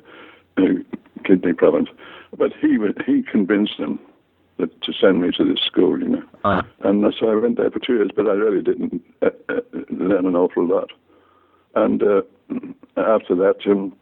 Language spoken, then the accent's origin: English; Liverpool, North West England, United Kingdom; I was born in Liverpool in 1922.